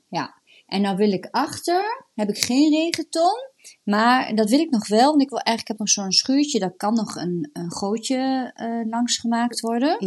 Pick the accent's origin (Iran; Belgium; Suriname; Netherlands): Netherlands; the east of the Netherlands; ik kom uit het oosten